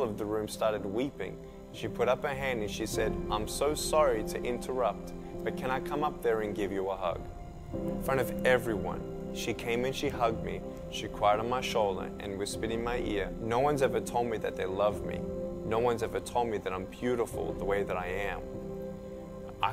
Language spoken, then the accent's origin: English; Melbourne, Victoria, Australia; I was born in Melbourne, Australia, 1982